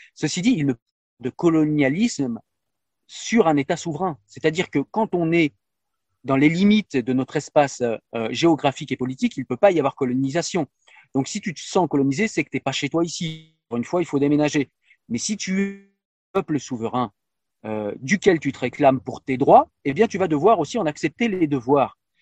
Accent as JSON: {"language": "French", "country": "France", "said": "chez nous en France"}